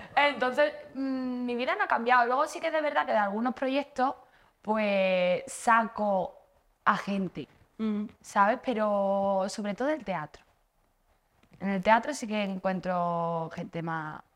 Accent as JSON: {"language": "Spanish", "town": "Seville", "region": "Andalusia", "country": "Spain", "tie": "born or raised there", "moved": "yes", "lives_now": "Madrid, Spain", "said": "yo soy de Sevilla, pero vivo aquí en Madrid"}